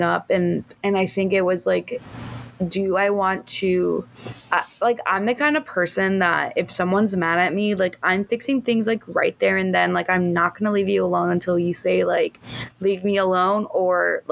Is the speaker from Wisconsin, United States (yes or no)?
no; Miami, Florida, United States; moved away as an adult; also born or lived in Chicago; now in Miami, United States; I was born and raised in Miami in the 305